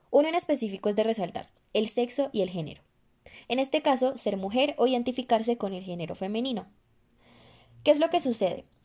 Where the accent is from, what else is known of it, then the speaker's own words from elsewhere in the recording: Colombia; estudiantes de medicina también nos veríamos afectadas en el futuro como profesionales y en el presente como colombianas.